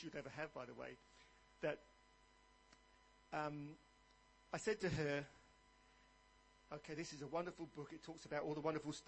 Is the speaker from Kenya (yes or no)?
no; England, United Kingdom; moved away as an adult; now in Australia; I started off in the Church of England because I was born in England.